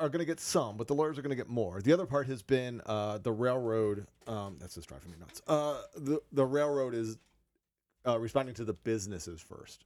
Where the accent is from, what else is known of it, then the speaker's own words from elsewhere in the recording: Cleveland, Ohio, United States; I'm from Cleveland